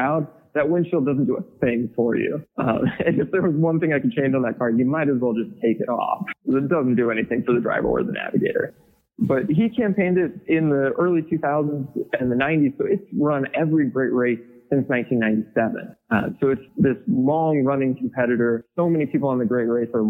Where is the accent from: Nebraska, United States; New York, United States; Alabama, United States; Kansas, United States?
Kansas, United States; Milford; my hometown in Milford